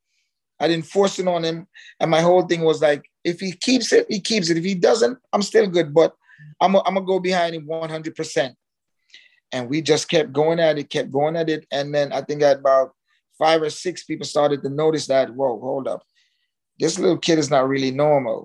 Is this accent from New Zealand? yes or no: no; Jamaica; now in Miami, United States; I'm Jamaican.